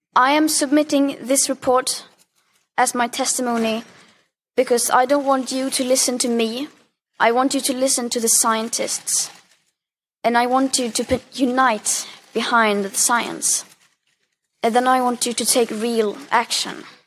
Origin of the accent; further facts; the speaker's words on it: Sweden; I am from Sweden. It's a small country.